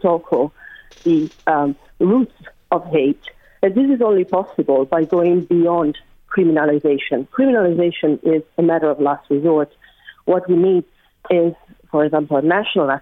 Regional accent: Italy; English is a second language; now in Dublin, Ireland; I'm from Italy, considering my accent probably. But listen, I live in Dublin

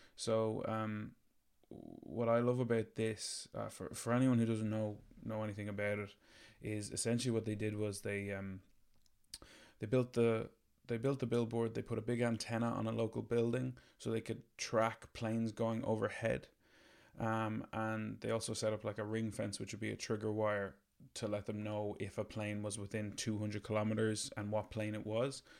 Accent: Ireland; we're Irish

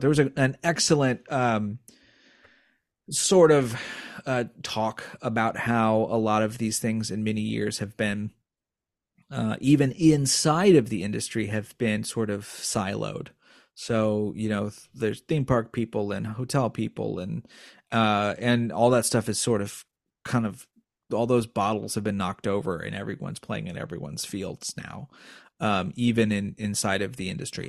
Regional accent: Indiana, United States; now in East Coast, United States; I grew up in Indiana

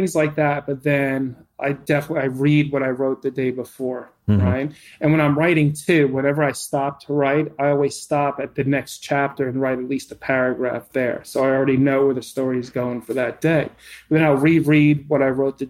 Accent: New York, United States; I'm a New Yorker

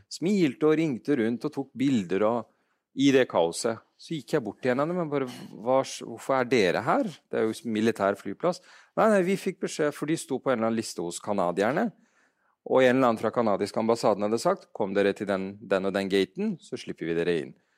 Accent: Afghanistan; now in Norway; jeg er afghaner

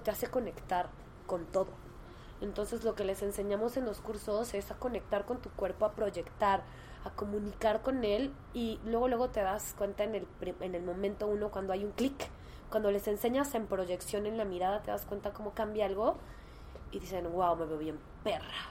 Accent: Mexico; como mujer en México

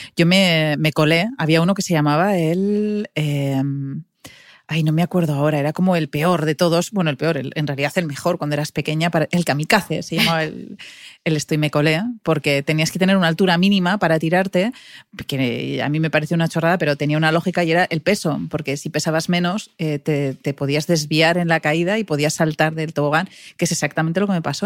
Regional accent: Pamplona, Navarre, Spain; moved away as an adult; now in Madrid, Spain; yo soy de Pamplona y en los 80 Pamplona pues tampoco era una ciudad muy moderna, no teníamos ni McDonald's

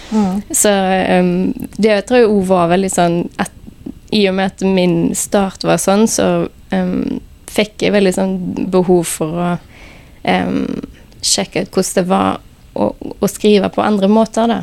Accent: Haugesund, Rogaland, Norway; fra Haugesund

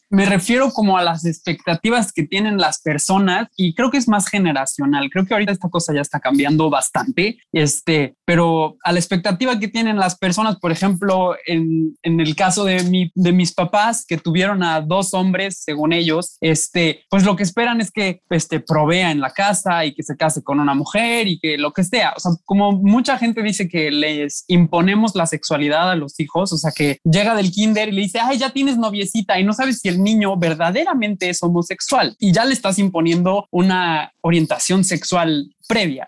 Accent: Puebla, Mexico; moved away as an adult; now in Monterrey, Mexico; tengo 24 años, nací en Puebla, este, pero tengo tres años viviendo aquí en Monterrey

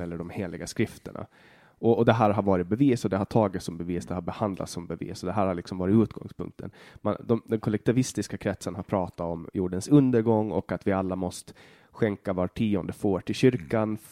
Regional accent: Åland, Finland; Vi är båda ålänningar, vi är båda finnar

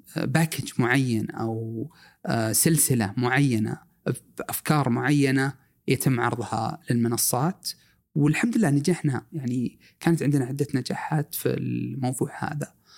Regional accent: Saudi Arabia; also born or lived in Eastern Province, Saudi Arabia / Riyadh; احنا كسعوديين آه عشنا مع اخواننا السودانيين

